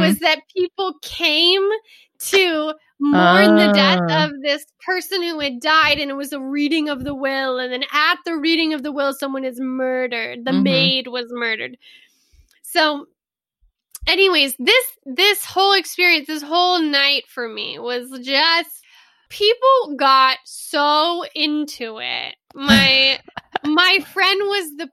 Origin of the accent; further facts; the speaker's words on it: Southeast Texas, United States; moved away as an adult; now in Italy; I grew up in Texas, just Southeast Texas on the Gulf Coast for 18 years, same house